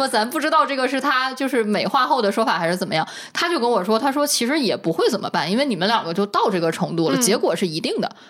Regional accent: Northeast China, China; 我因为我生在东北嘛

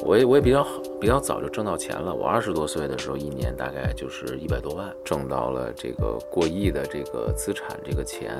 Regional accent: Beijing, China; 我从小在北京西边长大，然后西边呢都是政府居多，然后就是军队

